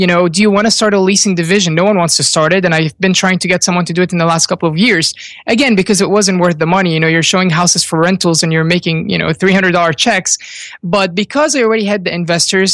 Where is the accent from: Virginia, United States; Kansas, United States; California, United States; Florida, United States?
Virginia, United States; also born or lived in Egypt; we moved from Egypt when I was young to Virginia, and I went to VCU